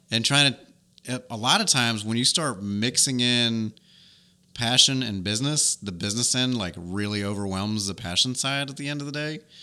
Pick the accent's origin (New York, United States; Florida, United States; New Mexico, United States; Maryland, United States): New York, United States; now in Dothan, United States; She lives in my hometown in New York